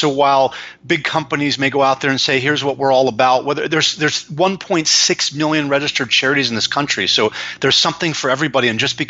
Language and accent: English; Los Angeles, California, United States; also born or lived in San Francisco / New York; I live in Los Angeles, California, where I was born and raised after stints in San Francisco and New York as a corporate exec.